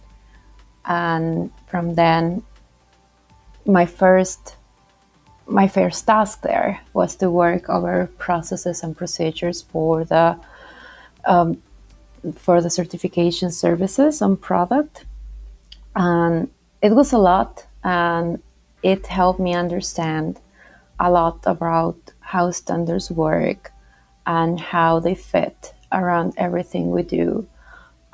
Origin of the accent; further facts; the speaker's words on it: Bolivia; now in United Kingdom; I do not have a British accent, and that's why, because I am from South America. I come from Bolivia